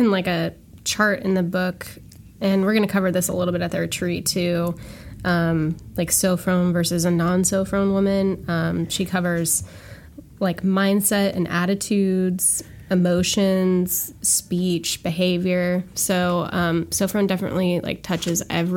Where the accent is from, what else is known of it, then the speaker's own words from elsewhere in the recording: Washington, United States; moved away as an adult; now in Virginia, United States; I'm from Washington State